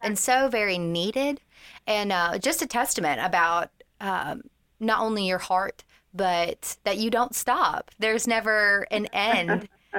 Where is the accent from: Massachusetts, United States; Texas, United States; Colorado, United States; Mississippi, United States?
Mississippi, United States; Mississippi has the best sunrises and sunsets, but I may be a little biased from my home state.